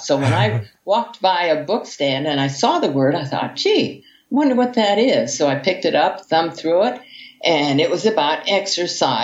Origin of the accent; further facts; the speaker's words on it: United States; also born or lived in Hawaii; I'm an American